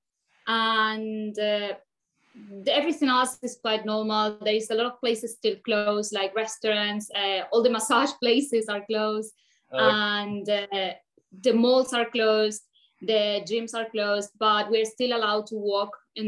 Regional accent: Buenos Aires, Argentina; moved away as an adult; also born or lived in Dubai; I'm from Buenos Aires

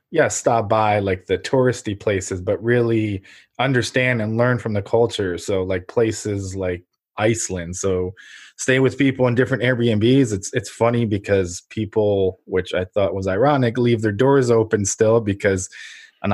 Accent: Ukraine; moved away; I'm from Ukraine originally

